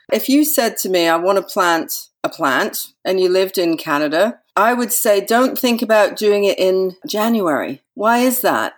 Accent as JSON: {"language": "English", "region": "Yorkshire and the Humber", "country": "United Kingdom", "tie": "born or raised there", "said": "I lived with her for a lot of time when I was a child up in Yorkshire"}